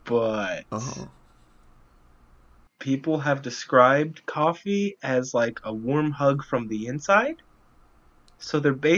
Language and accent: English; United States; as an American